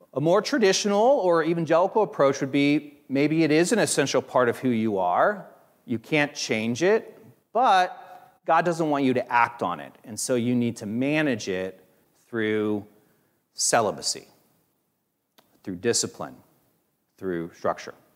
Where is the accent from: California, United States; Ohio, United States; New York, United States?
Ohio, United States; Hicksville; I grew up in Hicksville, Ohio